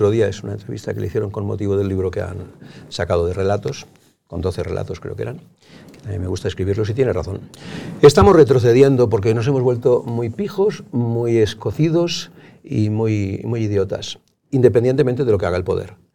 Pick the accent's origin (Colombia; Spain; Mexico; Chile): Spain; Barcelona, Catalonia; yo soy de Barcelona, como se sabe, había mucha más libertad en ese momento.